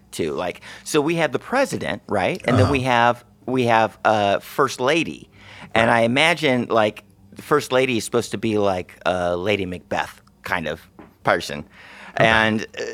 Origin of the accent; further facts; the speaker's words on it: Texas, United States; I'm from Texas